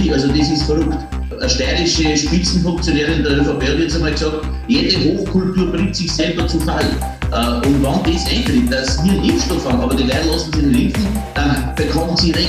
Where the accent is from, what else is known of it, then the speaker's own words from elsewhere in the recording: Passau, Bavaria, Germany; born there; daher bin ich in der Säuglingsklinik in Passau geboren, weil, man, weil die ganze Familie krankenversichert war in Deutschland, also in Bayern.